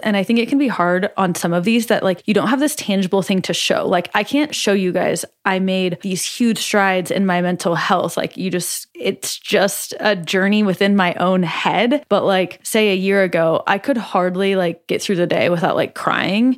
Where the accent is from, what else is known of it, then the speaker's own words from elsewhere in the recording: Omaha, Nebraska, United States; in Omaha, in my hometown